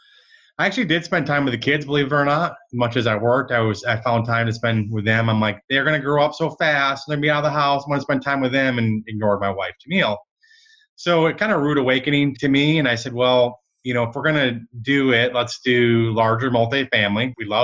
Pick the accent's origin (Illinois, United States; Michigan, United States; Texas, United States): Michigan, United States; now in Dallas, United States; I grew up in Michigan